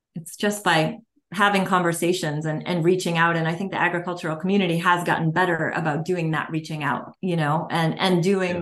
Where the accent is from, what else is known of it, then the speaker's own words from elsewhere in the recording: Massachusetts, United States; I'm from Massachusetts